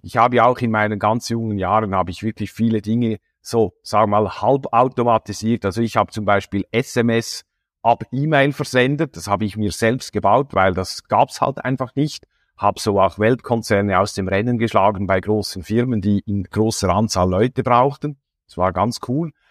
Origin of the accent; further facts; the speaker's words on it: Switzerland; bei uns in der Schweiz